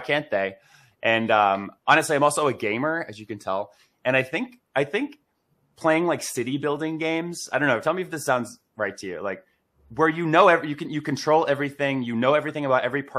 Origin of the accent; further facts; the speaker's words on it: Boston, Massachusetts, United States; I grew up in Massachusetts, in Boston, Massachusetts